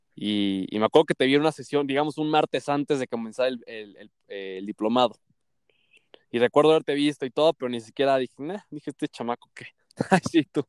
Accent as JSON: {"language": "Spanish", "region": "Mexico City", "country": "Mexico", "said": "soy de la Ciudad de México"}